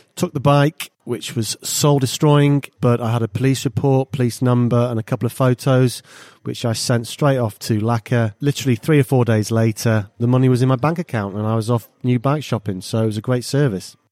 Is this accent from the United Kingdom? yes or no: yes; Wales, United Kingdom; moved away as an adult; also born or lived in Italy; I was born in Wales